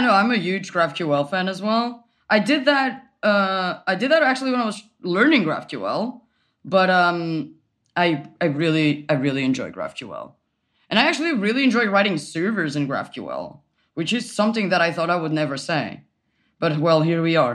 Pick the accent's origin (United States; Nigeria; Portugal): Portugal; moved away as an adult; now in Berlin, Germany; I am from Portugal. I moved to Berlin last year.